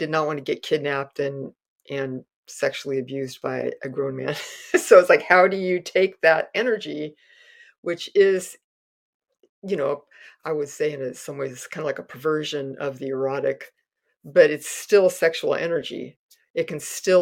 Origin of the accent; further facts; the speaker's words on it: Castro Valley, California, United States; growing up in Castro Valley